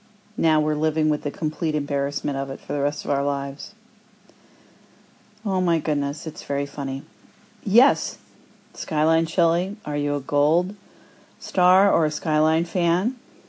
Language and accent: English; Cincinnati, Ohio, United States; all of us Cincinnatians